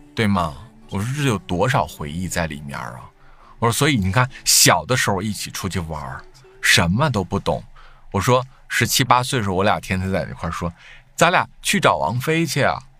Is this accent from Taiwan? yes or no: no; Northeast China, China; 咱们东北人吃一吃饺子